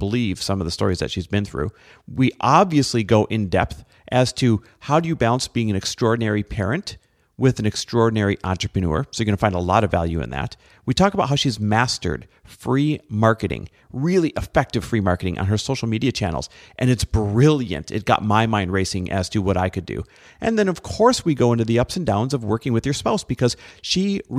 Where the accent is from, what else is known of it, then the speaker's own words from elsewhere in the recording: Midwest, United States; now in California, United States; I grew up in the Midwest.